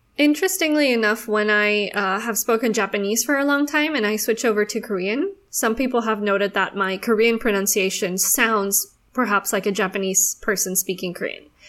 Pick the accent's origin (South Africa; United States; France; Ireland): South Africa; now in Singapore; I am a South African living in Singapore